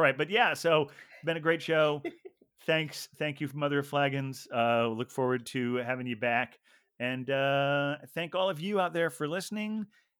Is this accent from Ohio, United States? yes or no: yes; Ohio, United States; Like where I grew up in Ohio, they like